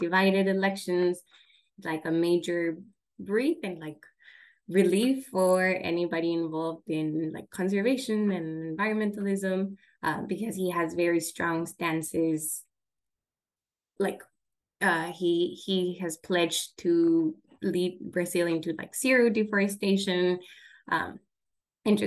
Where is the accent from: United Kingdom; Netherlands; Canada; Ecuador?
Ecuador; now in Washington, D.C., United States; I'm from Ecuador